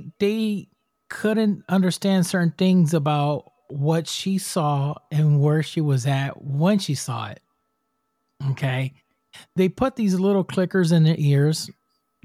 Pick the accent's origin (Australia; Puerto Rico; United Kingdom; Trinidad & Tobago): Puerto Rico; I'm from Puerto Rico. I'm from the island. I'm Spanish.